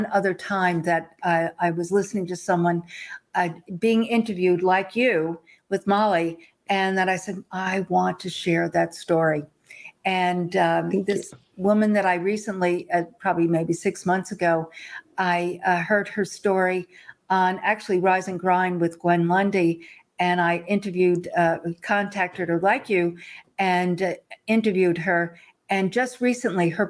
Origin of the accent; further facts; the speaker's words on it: Long Island, New York, United States; I grew up in the East Coast and grew up on Long Island